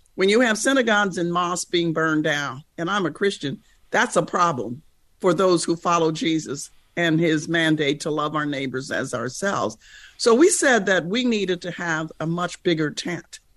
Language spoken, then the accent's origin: English; United States; as an American